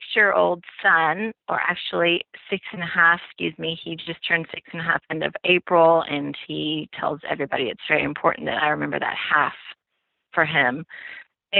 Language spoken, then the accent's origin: English; Austin, Texas, United States; also born or lived in Houston / Fort Worth / New York; I am basically a native Texan. I was born in Houston, and we moved to Austin when I was about 8 years old with my family